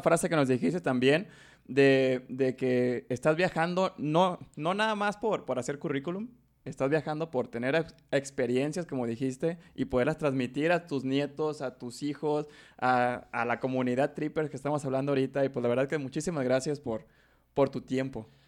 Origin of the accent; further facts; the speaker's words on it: Mexico; Yo hasta que salí de México